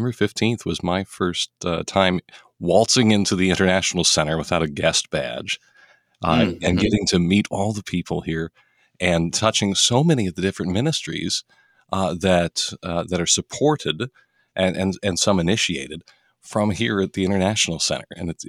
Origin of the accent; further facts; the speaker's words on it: Denver, Colorado, United States; I hail from Denver, Colorado. That's hometown for me. I was the fourth generation Denver native, grew up in the house that my grandma grew up in.